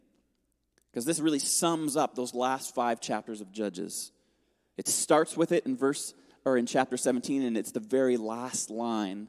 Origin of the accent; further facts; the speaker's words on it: Atlantic Canada, Canada; moved away; I grew up in Atlantic Canada